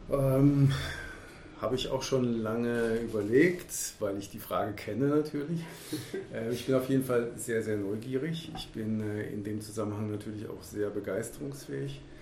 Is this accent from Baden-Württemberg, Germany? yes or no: yes; Baden-Württemberg, Germany; genauso wie meine Heimat hier, der Schwarzwald